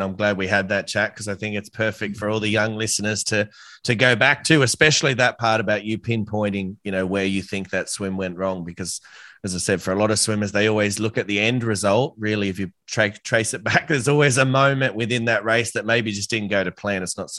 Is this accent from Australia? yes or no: yes; Australia; I'm an Aussie